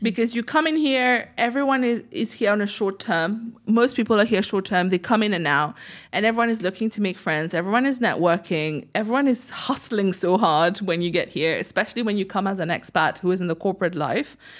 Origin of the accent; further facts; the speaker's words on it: Mauritius; first language French; English is a second language; also born or lived in United Kingdom; now in Dubai, United Arab Emirates; growing up in Mauritius